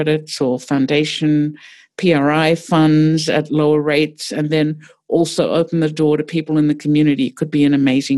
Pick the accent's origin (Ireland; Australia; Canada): Australia; moved away as an adult; also born or lived in New York; now in Pittsburgh, United States; I grew up in Australia, so very different place